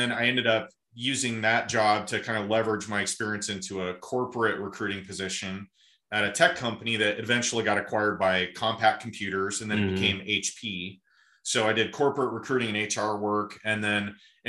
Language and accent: English; Malvern, Iowa, United States; I'm from a small town in Southwest Iowa called Malvern